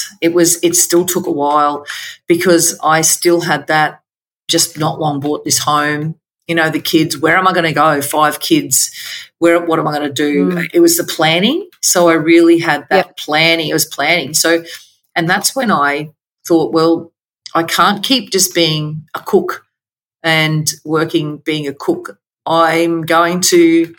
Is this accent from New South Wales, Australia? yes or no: no; Queensland, Australia; also born or lived in Victoria, Australia; we moved from Victoria back home to Queensland